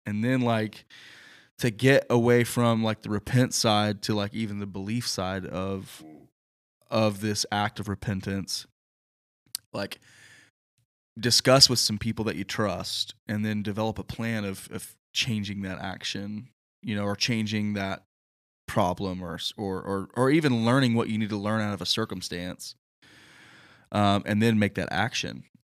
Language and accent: English; the Bible Belt, Southern United States, United States; growing up in the Bible Belt